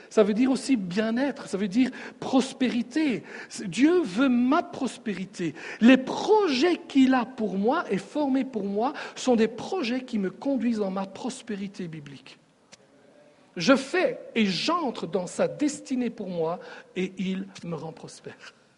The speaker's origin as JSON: {"language": "French", "region": "Sicily", "country": "Italy", "moved": "yes", "said": "je viens de la Sicile"}